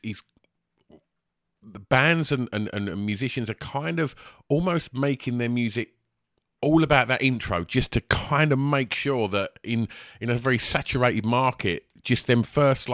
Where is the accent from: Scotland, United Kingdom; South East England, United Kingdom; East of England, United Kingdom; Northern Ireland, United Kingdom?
East of England, United Kingdom; Essex, near Romford; accent: Essex; I believe we grew up just up the road from each other. I'm not far from Romford